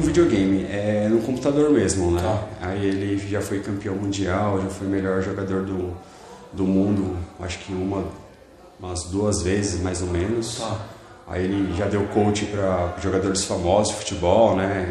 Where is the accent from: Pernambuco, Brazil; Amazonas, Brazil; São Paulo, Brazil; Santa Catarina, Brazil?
São Paulo, Brazil; Mauá; eu sou de Mauá, né? Criado em Mauá